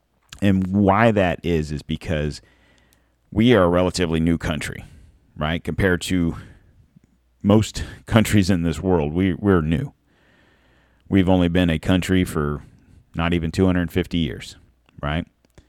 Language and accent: English; United States